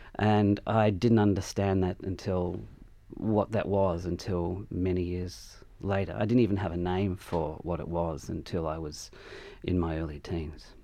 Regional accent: Adelaide, South Australia, Australia; moved away as an adult; I had this feeling growing up in Adelaide

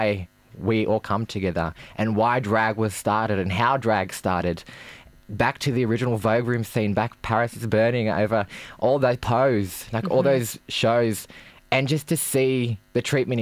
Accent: Campbelltown, New South Wales, Australia; growing up in Campbelltown

